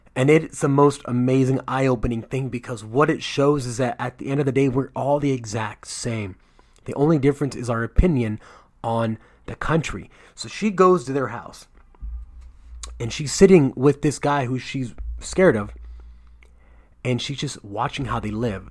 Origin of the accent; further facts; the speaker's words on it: United States; I'm from America